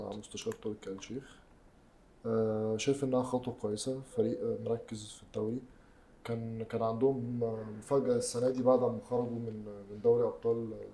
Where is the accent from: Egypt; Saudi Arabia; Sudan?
Egypt; انا كمصري